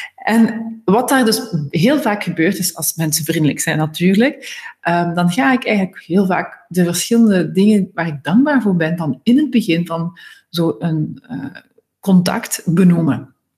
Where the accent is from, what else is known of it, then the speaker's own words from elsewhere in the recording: Ghent, Flanders, Belgium; moved away; naar Gent gegaan, dus mijn geboortestad.